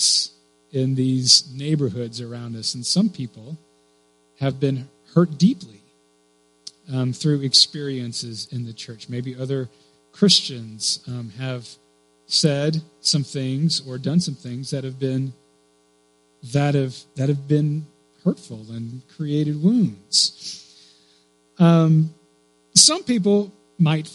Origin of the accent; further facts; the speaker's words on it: Clear Lake, United States; When I was a kid, I grew up here in Clear Lake